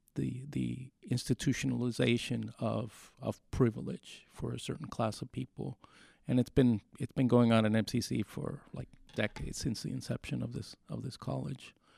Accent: Mexico; now in United States; Mexico. which is where I was raised

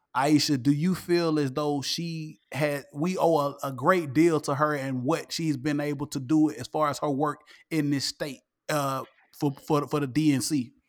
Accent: the South, United States; I grew up here in the South.

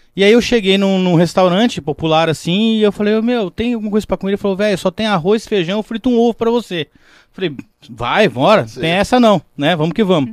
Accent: Rancharia, São Paulo, Brazil; eu sou do estado de São Paulo. Da onde? Rancharia

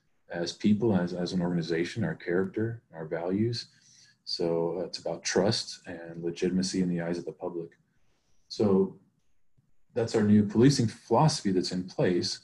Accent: Stockton, California, United States; I'm from Stockton and I care about this community

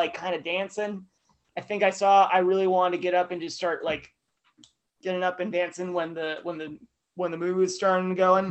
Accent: Idaho, United States; moved away; a lovely reminder of my home state

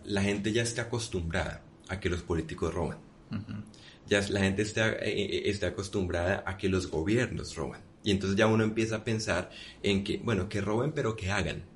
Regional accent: Colombia; en Colombia decimos ese, coco

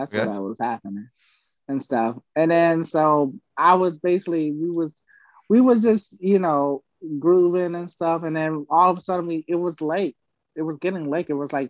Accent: Florida, United States; I'm from Florida.

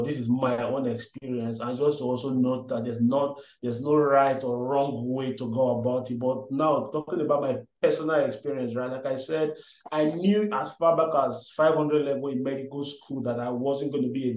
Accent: Nigeria; English is a second language; moved away as an adult; also born or lived in Delta State, Nigeria / Benin City, Edo State, Nigeria / Aberdeen, Scotland; now in Gambia; I'm Nigerian. I was born in Delta State, I think. Yeah, I'm right. Then had some primary, secondary school mix between Delta and Edo State

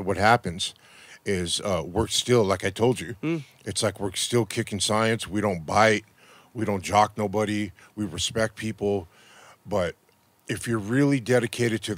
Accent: Los Angeles, California, United States; I'm not from New York, I'm from Los Angeles

